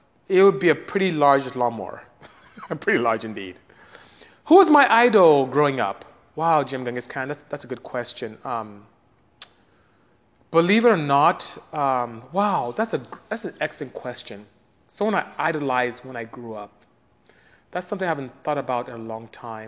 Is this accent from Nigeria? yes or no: yes; Nigeria; moved away; I am Nigerian, so I speak Igbo and English and Patois, which is what you may know here, but back home is broken English